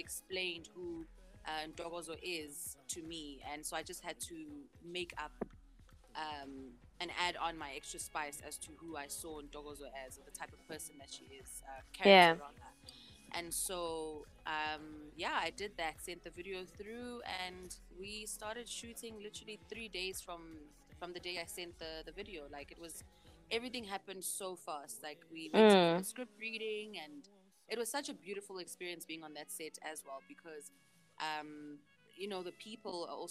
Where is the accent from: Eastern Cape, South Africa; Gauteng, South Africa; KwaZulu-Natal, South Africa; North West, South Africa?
Gauteng, South Africa; Johannesburg; I was born and bred in Johannesburg